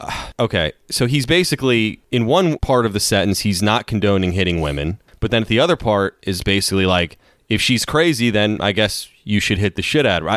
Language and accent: English; United States; as an American, American